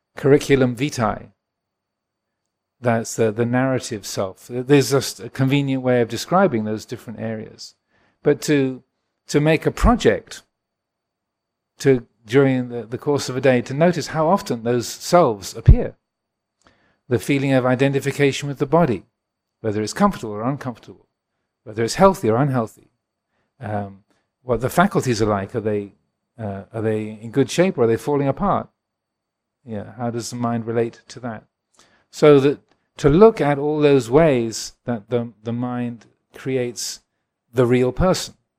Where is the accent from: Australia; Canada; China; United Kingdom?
United Kingdom; England; I was born in England.